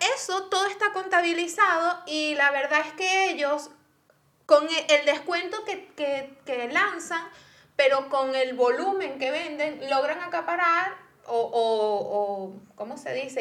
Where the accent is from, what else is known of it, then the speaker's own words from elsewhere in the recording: Venezuela; moved away; yo como venezolana